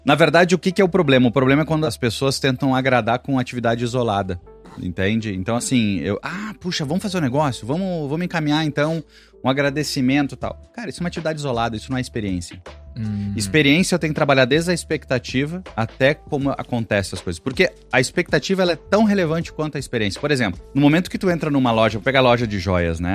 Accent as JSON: {"language": "Portuguese", "region": "interior of Rio Grande do Sul", "country": "Brazil", "said": "Eu venho do interior do Rio Grande do Sul"}